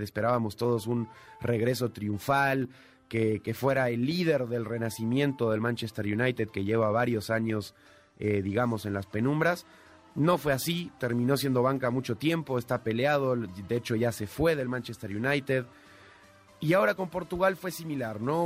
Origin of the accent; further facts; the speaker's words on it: Argentina; yo como argentino